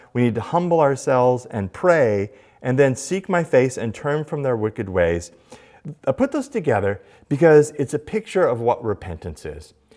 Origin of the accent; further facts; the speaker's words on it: United States; being an American.